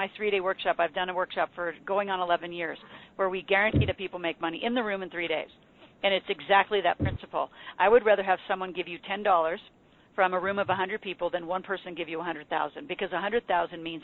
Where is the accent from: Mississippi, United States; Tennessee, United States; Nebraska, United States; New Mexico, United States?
Nebraska, United States; moved away; I'm from Nebraska.